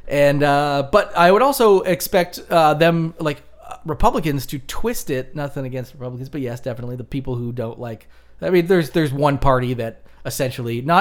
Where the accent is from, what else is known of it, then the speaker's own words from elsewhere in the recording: Vermont, United States; We come from Vermont, which has a lot of amazing beers